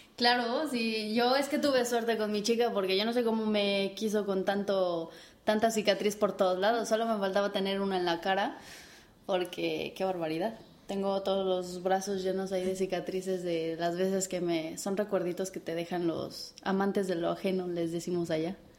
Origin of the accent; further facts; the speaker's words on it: Mexico; moved away as an adult; now in Spain; como buena mexicana chingona que soy